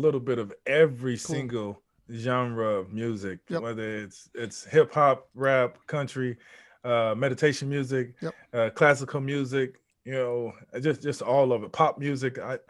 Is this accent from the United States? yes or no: yes; Houston, Texas, United States; born there; also born or lived in Mississippi / Louisiana / Baltimore; No, I'm from, I was born in Houston, Texas.